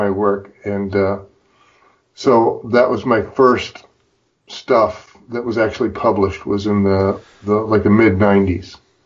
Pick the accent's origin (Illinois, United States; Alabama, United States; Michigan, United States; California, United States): Illinois, United States; Freeport; moved away; I grew up with it in my hometown newspaper in Freeport, Illinois